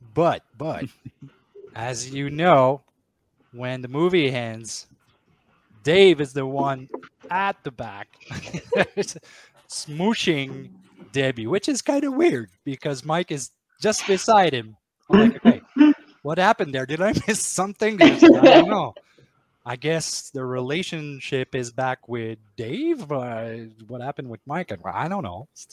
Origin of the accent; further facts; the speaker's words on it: Maniwaki, Quebec, Canada; my hometown in Maniwaki